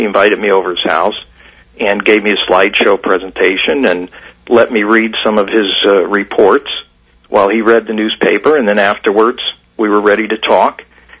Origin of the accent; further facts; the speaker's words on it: Bridgeport, Connecticut, United States; I grew up in Bridgeport in the 70s and 80s